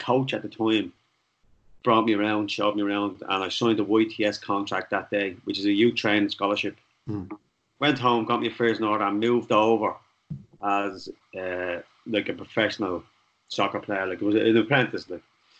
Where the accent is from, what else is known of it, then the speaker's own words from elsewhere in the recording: Dublin, Leinster, Ireland; I grew up in Darndale, not too far from where you are now